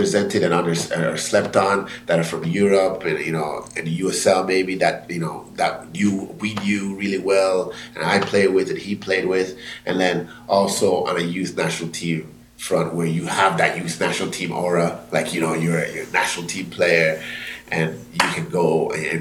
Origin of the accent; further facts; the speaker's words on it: Jamaica; I'm Jamaican